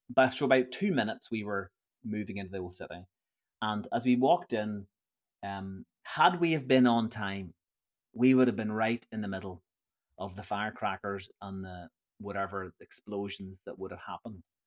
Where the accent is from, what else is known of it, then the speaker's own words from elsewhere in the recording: Northern Ireland, United Kingdom; I'm from Northern Ireland.